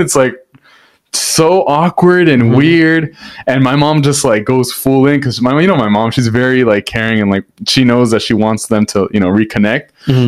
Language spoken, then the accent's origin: English; Hacienda Heights, California, United States; I'm from Hacienda Heights